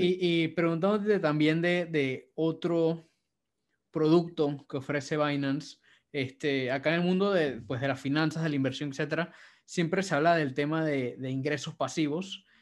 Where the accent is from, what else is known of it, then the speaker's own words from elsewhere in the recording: Panama; yo soy chino panameño.